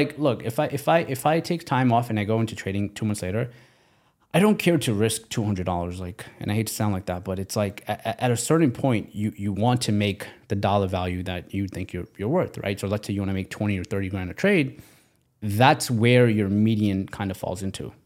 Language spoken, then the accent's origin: English; Pakistan; now in United States; I come from, I was born in Pakistan. So because I was born in Pakistan, I'm now in America.